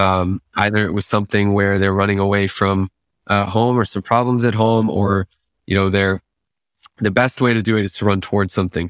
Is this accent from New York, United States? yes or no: yes; Great Neck, New York, United States; moved away as an adult; also born or lived in Israel; I grew up in Great Neck, New York